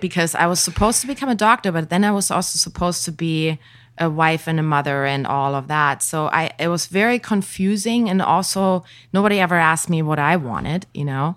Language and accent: English; village near Hanover, Lower Saxony, Germany; moved away; I grew up in a tiny little village. The next big known town would be Hanover